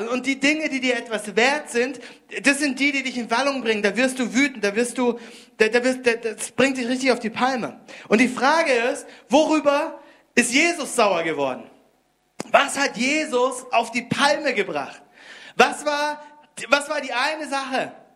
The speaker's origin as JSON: {"language": "German", "town": "Konstanz", "region": "Baden-Württemberg", "country": "Germany", "tie": "born or raised there", "moved": "yes", "said": "Ich komme ursprünglich aus Konstanz. Dort habe ich Deutsch gelernt"}